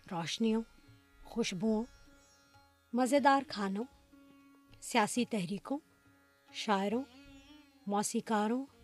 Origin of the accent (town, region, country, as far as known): Lahore, Punjab, Pakistan; born or raised there; moved away